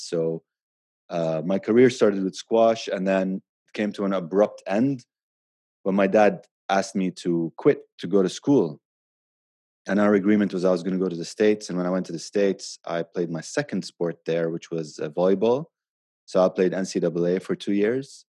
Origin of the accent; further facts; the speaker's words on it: Abu Dhabi, United Arab Emirates; now in Dubai, United Arab Emirates; I grew up in Abu Dhabi